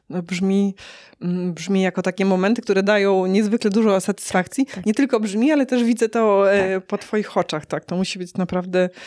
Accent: Toruń, Kuyavian-Pomeranian Voivodeship, Poland; now in Warsaw, Poland; Nie, nie jestem z Warszawy. Mhm. Jestem z e, Torunia, jestem

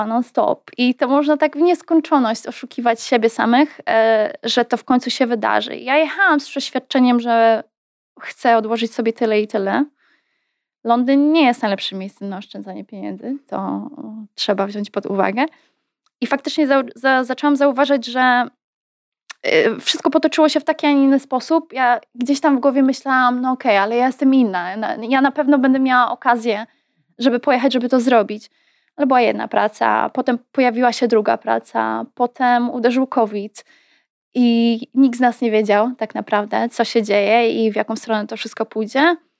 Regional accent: Poland; moved away as an adult; also born or lived in United States; Z jednej strony byłam Polką, z drugiej strony nie czułam się już Polką.

